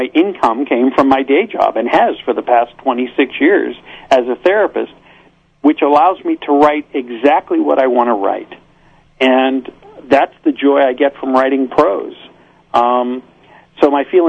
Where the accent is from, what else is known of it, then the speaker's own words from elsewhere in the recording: Pittsburgh, Pennsylvania, United States; moved away as an adult; now in Los Angeles, United States; I came from Pittsburgh, where I was born and raised